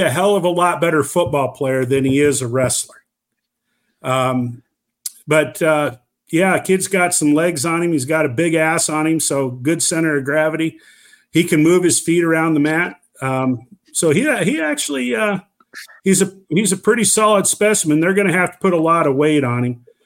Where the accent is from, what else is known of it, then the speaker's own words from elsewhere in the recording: Oakland, Iowa, United States; my hometown